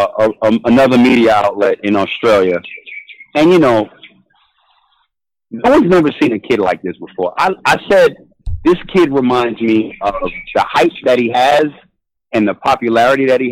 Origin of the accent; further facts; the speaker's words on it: New York City, New York, United States; I'm a New Yorker. BX all day.